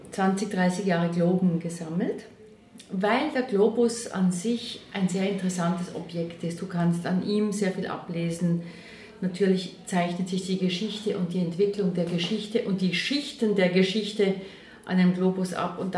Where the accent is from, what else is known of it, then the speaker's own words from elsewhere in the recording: Allschwil, Basel-Landschaft, Switzerland; Na, ich bin aufgewachsen in Allschwil bei Basel mit einem Vater aus Österreich